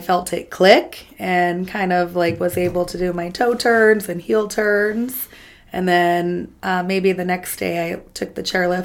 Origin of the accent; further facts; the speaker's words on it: South Lake Tahoe, California, United States; I'm from South Lake Tahoe, California